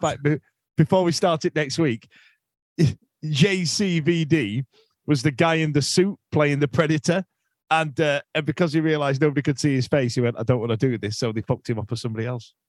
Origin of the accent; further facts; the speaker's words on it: United Kingdom; us as British men